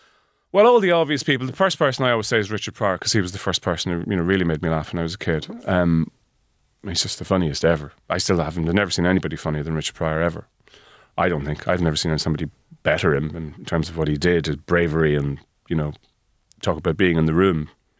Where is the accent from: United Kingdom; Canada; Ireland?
Ireland; Leinster; I'm a hick. I'm from Meath, so I'm used to cows and trees and rain.